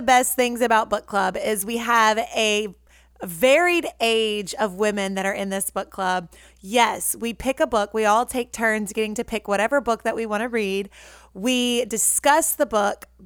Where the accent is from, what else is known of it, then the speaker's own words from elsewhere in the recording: Natchez, Mississippi, United States; moved away; my hometown of Natchez